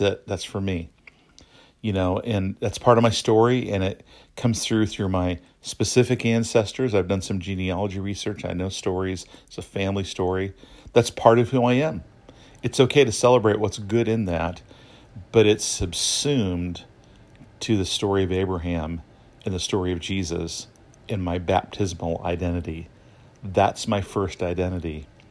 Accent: United States; I'm an American citizen. I grew up in the United States

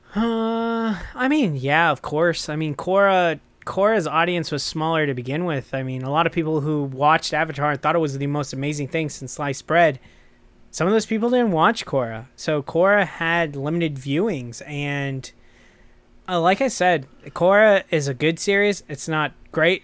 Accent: United States; I'm American

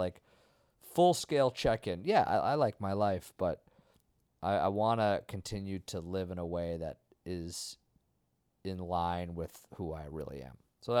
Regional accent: Vermont, United States; I grew up in nature. Yeah. I'm from Vermont.

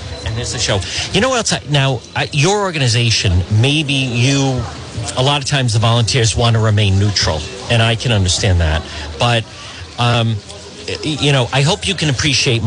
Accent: Rhode Island, United States; I'm from Rhode Island

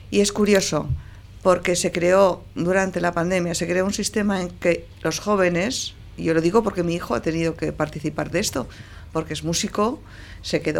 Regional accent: Portugalete, Basque Country, Spain; born or raised there

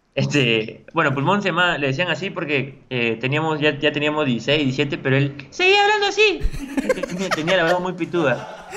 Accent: La Paz, San Miguel, Lima, Peru; soy de La Paz, de San Miguel

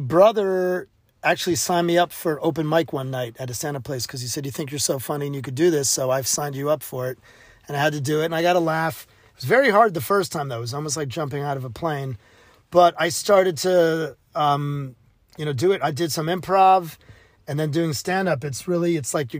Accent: New Haven, Connecticut, United States; growing up in New Haven, Yale was right 20 minutes away from where I grew up

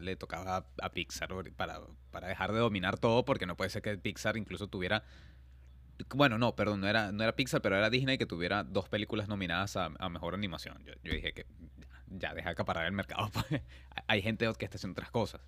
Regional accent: Venezuela; moved away; como venezolanos

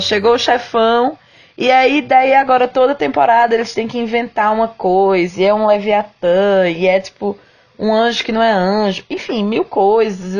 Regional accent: Campina Grande, Paraíba, Brazil; now in Curitiba, Brazil; eu sou de Campina Grande, moro em Curitiba hoje em dia.

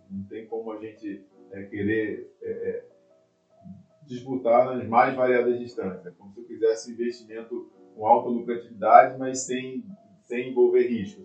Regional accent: Rio de Janeiro, Brazil; na cidade onde eu nasci

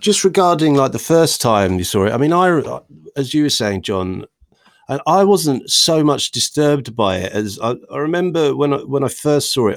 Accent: Worstead, East of England, United Kingdom; three lifelong Norfolk chums

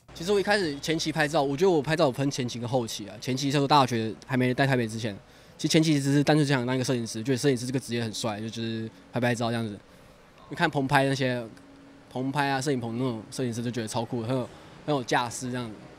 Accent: Malaysia; now in Taiwan; 我家，家乡，嘉博，我们那个城市叫嘉博，超远

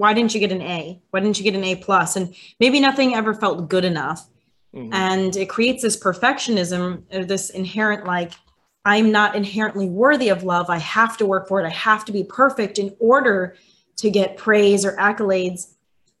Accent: Wisconsin, United States; moved away; I'm from Wisconsin originally.

